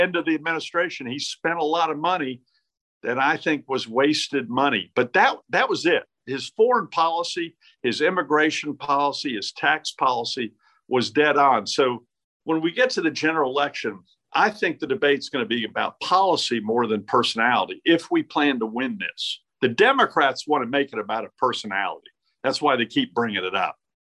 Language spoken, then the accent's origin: English; Greensboro, North Carolina, United States; I grew up in Greensboro, went to Ragsdale High School.